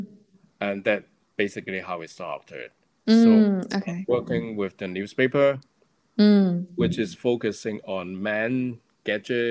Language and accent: English; Hong Kong; moved away as an adult; also born or lived in Shanghai; I was from Hong Kong